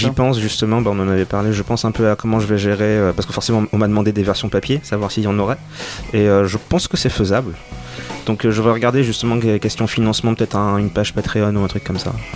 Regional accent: Senegal; j'ai grandi au Sénégal

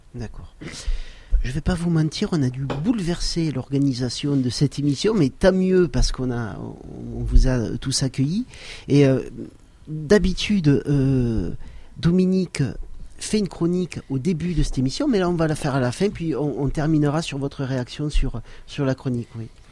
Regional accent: Saint-Girons area, Occitania, France; la montagne autour de Saint-Giron et, ça c'était aussi très bien puisque c'est un peu ma région d'origine

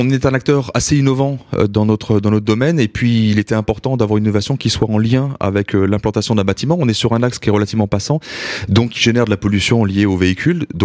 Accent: Grand Est, France; Oui, on est parti de l'Alsace, on était chercher un peu le soleil.

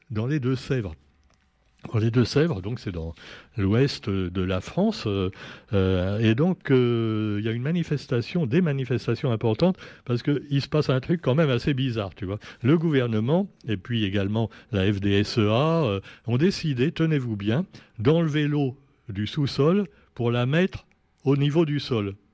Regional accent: French Guiana; Mais maintenant, on a chez nous, en Guyane également, non pas l'homme qui a finalement bien respecté la nature en Guyane.

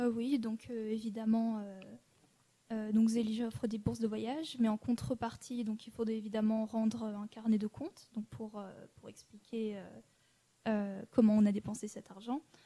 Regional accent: Annecy, Auvergne-Rhône-Alpes, France; je suis née à Annecy

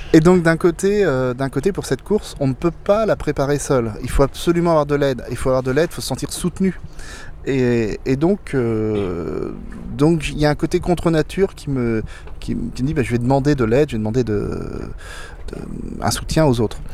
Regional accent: Blois, Centre-Val de Loire, France; je suis né à Blois, donc dans, la, dans les terres

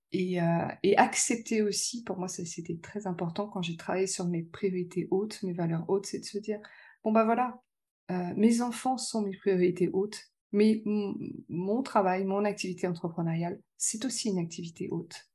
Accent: Lyon, Auvergne-Rhône-Alpes, France; suis de Lyon

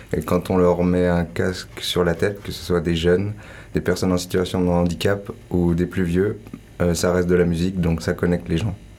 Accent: Ain, Auvergne-Rhône-Alpes, France; moved away as an adult; also born or lived in Landes; je suis du département de l'Ain, le 01

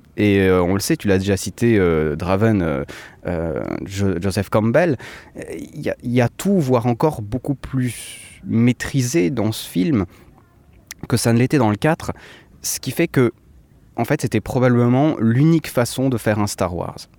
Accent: Switzerland; je suis suisse

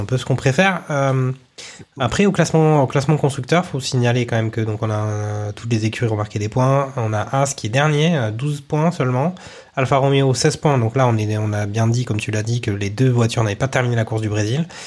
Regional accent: Toulouse, Occitania, France; quand on est toulousain

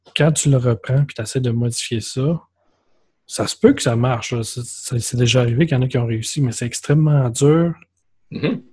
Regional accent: Quebec, Canada; accent: Québécois

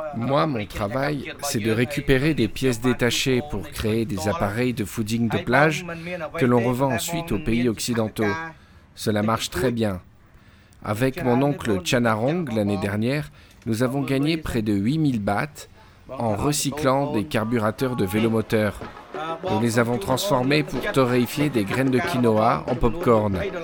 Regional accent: Mandelieu-la-Napoule, Provence-Alpes-Côte d'Azur, France; je suis parti de Mandelieu et c'est toute mon enfance, tu vois, toute cette côte mandelocienne

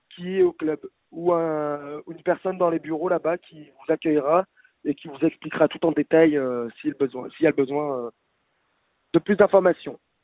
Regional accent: Lyon, Auvergne-Rhône-Alpes, France; J'ai toujours été lyonnais, effectivement.

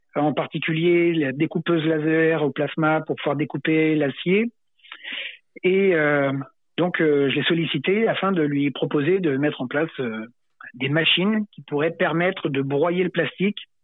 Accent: Sainte-Marie-de-Ré, Nouvelle-Aquitaine, France; quand j'étais gamin, en fait, à Sainte-Marie-de-Ré

